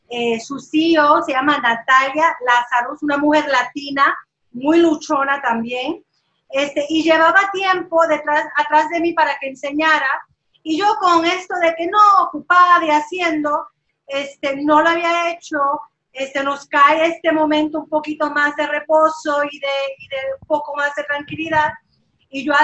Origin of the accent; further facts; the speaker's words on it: Puerto Rico; moved away as an adult; now in Los Angeles, United States; Yo empecé hace 20 años, me fui de Puerto Rico, eh, acababa de graduarme y llegué aquí a Los Ángeles.